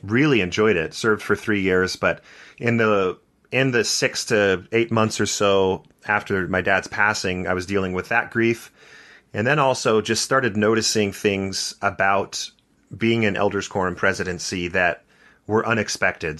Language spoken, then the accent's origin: English; Santa Barbara, California, United States; So I grew up in Santa Barbara, California